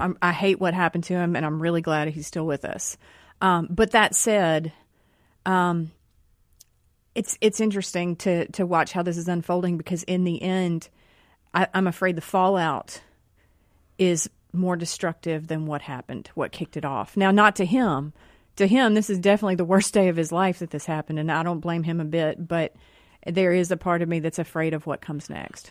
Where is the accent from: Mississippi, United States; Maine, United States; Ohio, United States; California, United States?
Mississippi, United States; Rankin County; we're all from Mississippi here. We're all from Rankin County here.